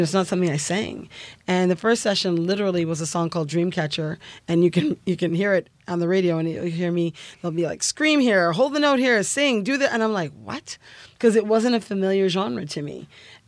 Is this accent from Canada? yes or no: yes; Canada; Growing up in Canada